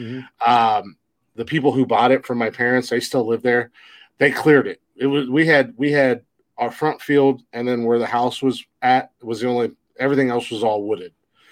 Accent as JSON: {"language": "English", "region": "Ohio", "country": "United States", "tie": "born or raised there", "said": "I'm just a country bumpkin. I'm from the middle of fucking nowhere-ass Ohio."}